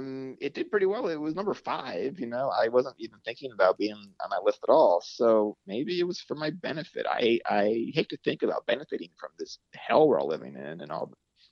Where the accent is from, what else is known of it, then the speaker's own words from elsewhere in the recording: Cleveland, Ohio, United States; now in Brooklyn, United States; I'm from Cleveland.